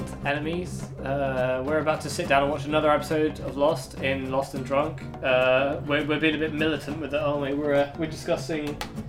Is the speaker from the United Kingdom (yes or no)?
yes; Plymouth, South West England, United Kingdom; I'm from Plymouth, never got. Wind of the southwestern accent